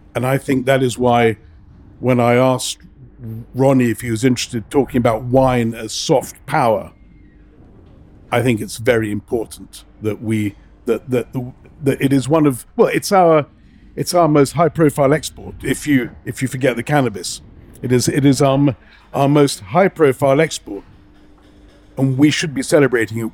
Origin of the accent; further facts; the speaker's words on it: England, United Kingdom; now in Lebanon; I grew up in England at a time when I was this Arab kid